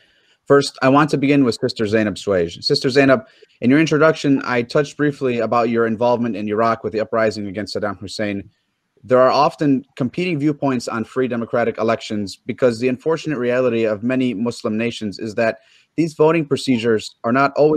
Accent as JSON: {"language": "English", "town": "Dearborn Heights", "region": "Michigan", "country": "United States", "said": "I'm from Dearborn Heights, Michigan. I'm honored to moderate this panel today. I'm a fourth generation American Muslim"}